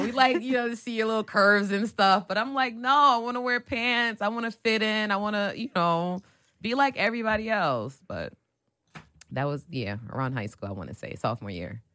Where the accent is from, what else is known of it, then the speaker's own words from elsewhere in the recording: East Orange, New Jersey, United States; moved away; I'm from Jersey